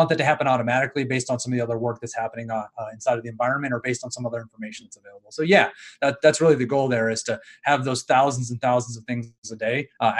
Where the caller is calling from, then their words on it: Louisville, Colorado, United States; I am in Louisville, Colorado.